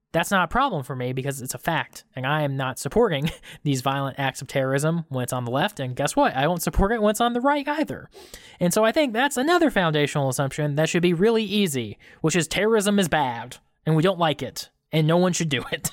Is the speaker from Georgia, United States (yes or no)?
yes; Georgia, United States; we're from Georgia.